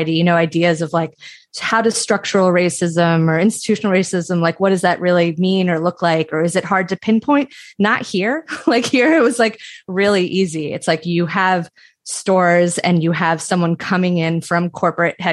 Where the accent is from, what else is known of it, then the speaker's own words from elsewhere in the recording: outside of Philadelphia, Pennsylvania, United States; I grew up outside of Philadelphia